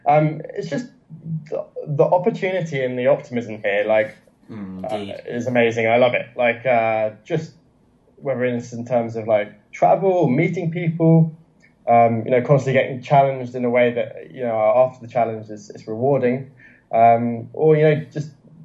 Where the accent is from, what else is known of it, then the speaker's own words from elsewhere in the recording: China; English is a second language; the context is that I couldn't speak any English. I'm still a China baby. I'm still very much a China baby.